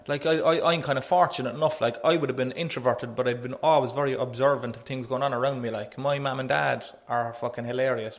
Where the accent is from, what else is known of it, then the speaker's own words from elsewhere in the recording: Cork, Munster, Ireland; I'm a comedian from Knocknaheeny